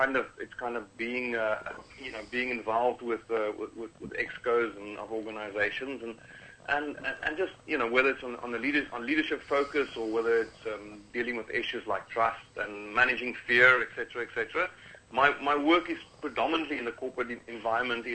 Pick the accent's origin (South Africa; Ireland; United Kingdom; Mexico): South Africa; Cape Town, Western Cape; I'm from originally from Cape Town, South Africa